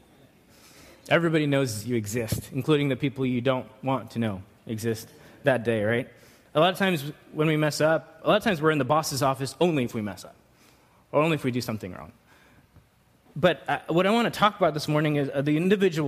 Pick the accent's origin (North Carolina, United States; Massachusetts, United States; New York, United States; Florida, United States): New York, United States; growing up in New York